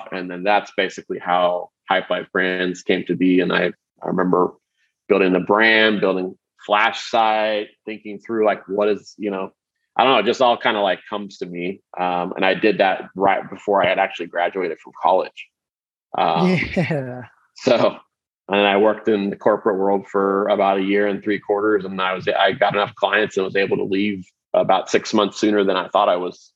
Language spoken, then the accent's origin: English; Kansas City, Missouri, United States; I grew up in Kansas City, Missouri